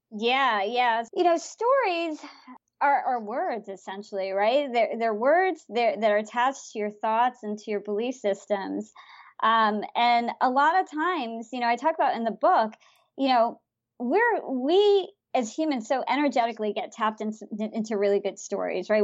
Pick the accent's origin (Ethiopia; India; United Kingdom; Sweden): India; I'm from India